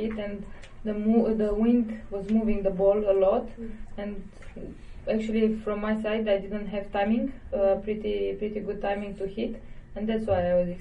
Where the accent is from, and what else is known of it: Romania; born or raised there